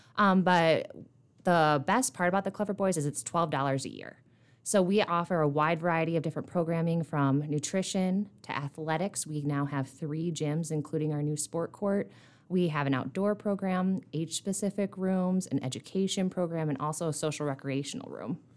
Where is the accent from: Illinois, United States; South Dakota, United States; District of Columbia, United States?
South Dakota, United States; Dell Rapids; moved away as an adult; now in Rapid City, United States; I'm originally from Del Rapids, South Dakota, which is over by Sioux Falls. I grew up there